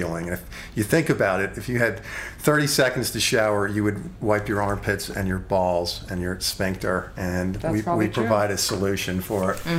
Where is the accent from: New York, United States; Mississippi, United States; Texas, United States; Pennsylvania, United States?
New York, United States; Long Island; moved away as an adult; also born or lived in Virginia / San Francisco / Sausalito; now in Los Angeles, United States; Grew up on Long Island, college in Virginia, 20 years in Purgatory, aka San Francisco, mm-hmm. and Sausalito. And then I was back in New York for 4 years, and I just moved out to LA at the beginning of the year